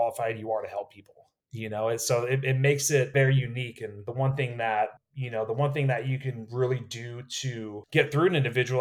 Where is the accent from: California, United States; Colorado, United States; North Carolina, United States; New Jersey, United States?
California, United States; Napa; I was born and raised in Napa, California, right? Wine country.